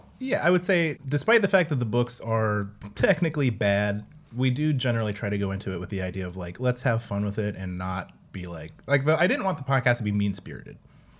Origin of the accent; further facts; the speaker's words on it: Richmond, Virginia, United States; I'm from Richmond, Virginia.